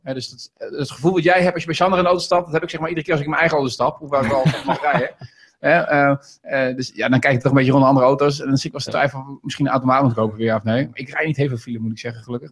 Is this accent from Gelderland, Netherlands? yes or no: yes; Veluwe, Gelderland, Netherlands; also born or lived in Rijnsburg, South Holland; ik ben ooit geboren in Rijnsburg. Ik ben om vierde verhuisd hier naar de Veluwe toe.